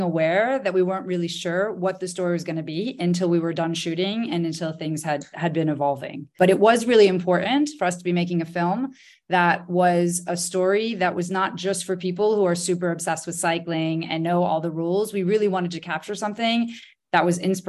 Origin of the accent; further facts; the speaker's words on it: United States; now in France; as an American living in France